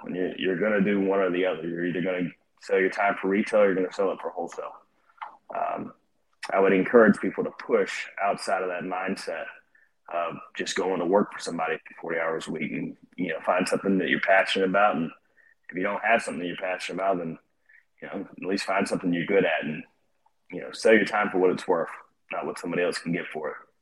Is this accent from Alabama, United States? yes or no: yes; Northport, Alabama, United States; moved away as an adult; also born or lived in Georgia; I grew up here in Northport in Tuscaloosa, uh, and I left shortly after graduating high school